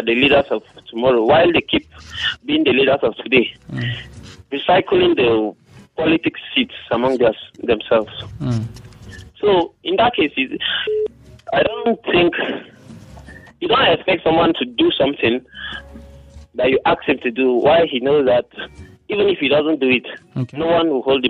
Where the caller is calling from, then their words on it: Jos, Plateau, Nigeria; calling from Rayfield.